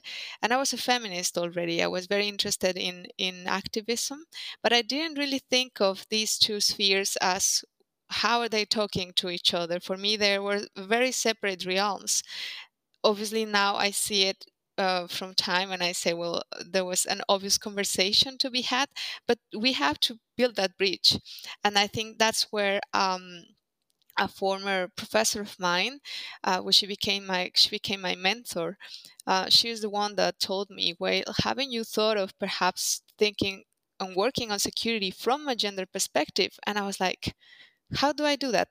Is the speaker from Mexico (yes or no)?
yes; Mexico; moved away as an adult; also born or lived in Spain / United Kingdom; I am Mexican. I'm from Mexico. I studied in Mexico, and then I studied in Spain and in the UK